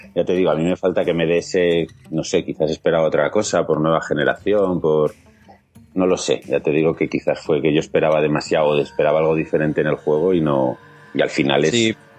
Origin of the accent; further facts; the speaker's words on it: Huesca, Aragon, Spain; yo soy de Huesca